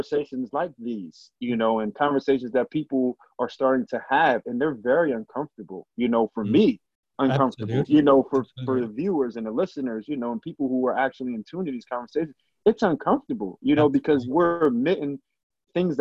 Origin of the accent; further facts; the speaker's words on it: Harrisburg, Pennsylvania, United States; growing up in Harrisburg